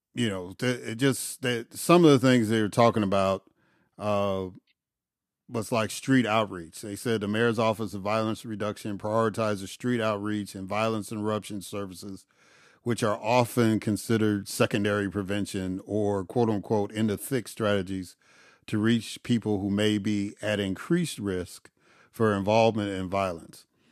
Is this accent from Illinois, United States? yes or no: yes; Chicago, Illinois, United States; moved away; I grew up in Auburn, Gresham, in, in Chicago